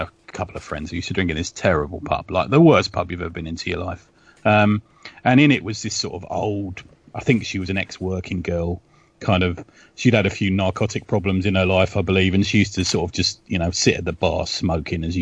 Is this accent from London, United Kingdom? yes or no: yes; London, United Kingdom; I grew up in West London near Ealing Studios